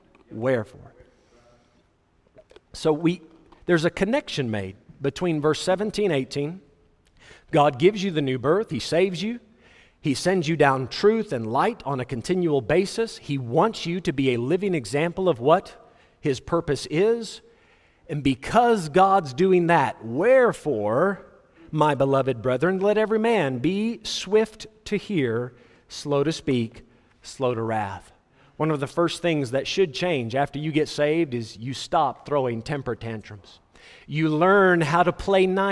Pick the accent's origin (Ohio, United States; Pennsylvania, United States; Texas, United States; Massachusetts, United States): Texas, United States; Fort Worth; Where I grew up in Fort Worth, we had something called the Log Cabin Village.